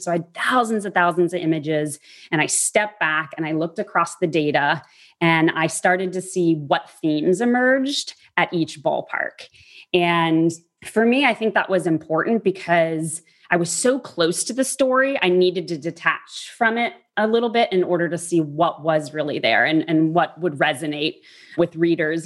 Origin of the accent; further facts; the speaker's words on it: New Orleans, Louisiana, United States; I grew up in New Orleans